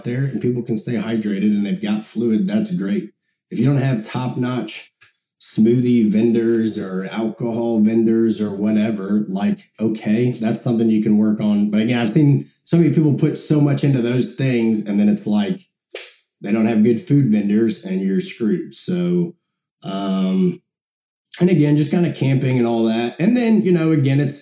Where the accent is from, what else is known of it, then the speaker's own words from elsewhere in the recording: Monticello, Illinois, United States; where I grew up in Monticello, Illinois